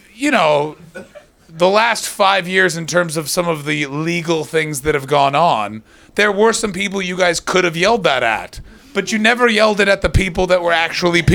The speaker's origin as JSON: {"language": "English", "country": "Canada", "moved": "as an adult", "lives_now": "London, United Kingdom", "said": "I come from Canada"}